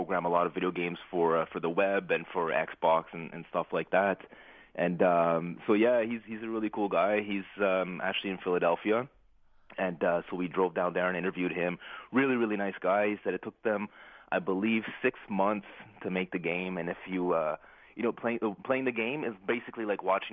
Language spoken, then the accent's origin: English; Ottawa, Ontario, Canada; my hometown here in Ottawa